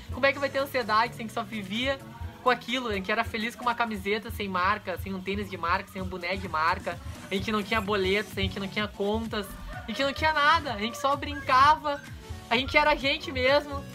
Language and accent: Portuguese; Viamão, Rio Grande do Sul, Brazil; eu cresci aqui, praticamente a minha infância em Viamão, Santa Cecília